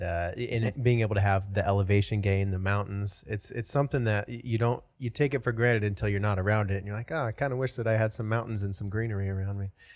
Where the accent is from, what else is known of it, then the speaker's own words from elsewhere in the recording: Washington, United States; moved away as an adult; now in Austin, United States; originally from Washington State